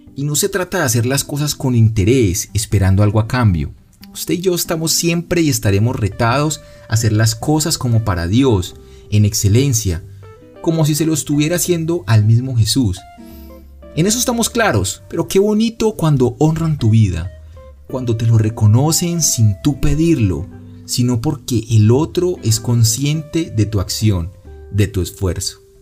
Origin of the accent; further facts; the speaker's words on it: Cali, Valle del Cauca, Colombia; also born or lived in Medellín; yo soy de Cali y pensaba vivir en Medellín